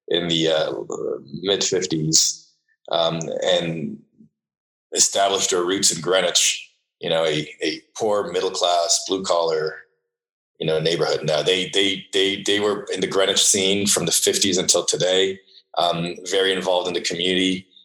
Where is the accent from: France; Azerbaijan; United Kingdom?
France; Paris, Île-de-France; born there; I was born in Paris um, in uh, a in the mid '70s, um, and uh, the product of the 60s, I say